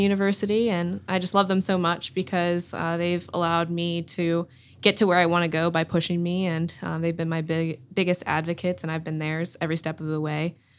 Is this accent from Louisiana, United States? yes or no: no; Durham, North Carolina, United States; I'm from Durham, North Carolina. I grew up a Tar Heel through and through